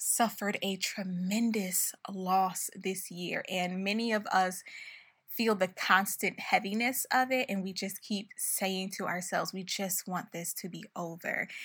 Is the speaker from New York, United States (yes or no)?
yes; Buffalo, New York, United States; moved away as an adult; we moved to Buffalo, my hometown, for the rest of the year because of the pandemic